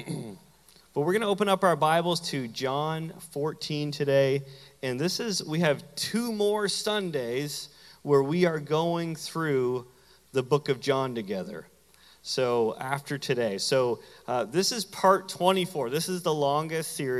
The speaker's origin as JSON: {"language": "English", "country": "Canada", "tie": "born or raised there", "moved": "yes", "said": "my hometown in Canada"}